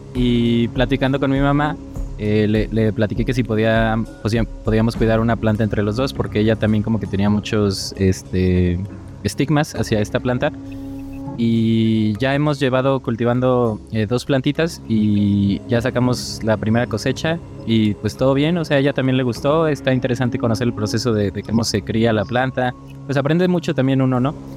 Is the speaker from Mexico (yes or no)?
yes; Mexico; yo soy de México